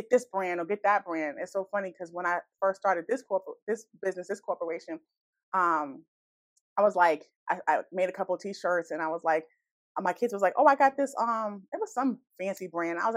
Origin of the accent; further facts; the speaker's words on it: Boston, Massachusetts, United States; now in Brockton, United States; I'm from {S1} Boston uh, {S0} originally, so um, so I'm always picking up my town and making those connections. But I, I live in Brockton now